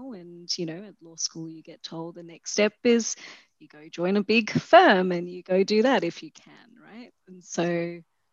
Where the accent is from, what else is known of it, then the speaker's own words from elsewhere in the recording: Australia; moved away as an adult; also born or lived in London, United Kingdom; I was from Australia too